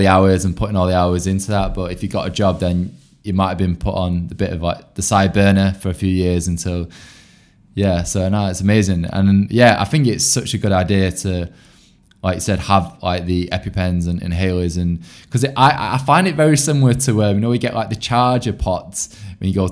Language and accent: English; Bolton, North West England, United Kingdom; I'm originally from Bolton